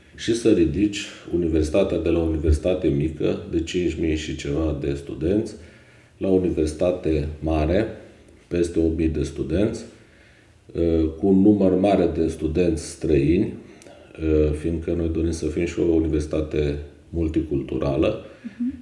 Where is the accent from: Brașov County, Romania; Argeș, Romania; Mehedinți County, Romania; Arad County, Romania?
Arad County, Romania; Ineu; m-am născut uh, în Ineu, județul Arad, unde am și absolvit uh, liceul Mihai Viteazu